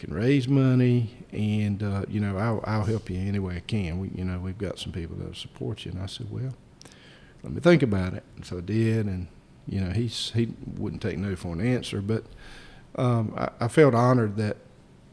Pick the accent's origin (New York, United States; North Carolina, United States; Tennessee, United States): North Carolina, United States; Lenoir County; also born or lived in Wilson, North Carolina; I was born actually in Wilson, but I grew up in Lenoir County